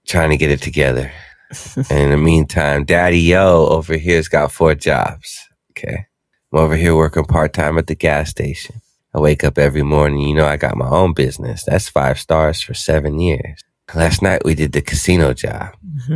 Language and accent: English; Riverside, California, United States; I'm from Riverside, California